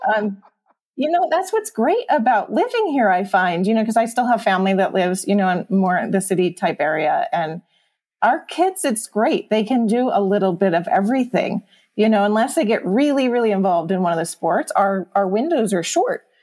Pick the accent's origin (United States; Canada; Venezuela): United States; Huntington Beach, California; moved away as an adult; now in Mammoth Lakes, United States; I grew up in Southern California, in the Orange County area, in Huntington Beach